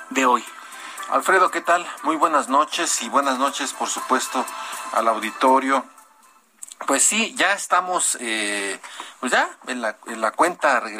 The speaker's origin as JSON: {"language": "Spanish", "country": "Mexico", "said": "¿Qué hicimos bien y qué hicimos mal como mexicanos, los candidatos, los partidos?"}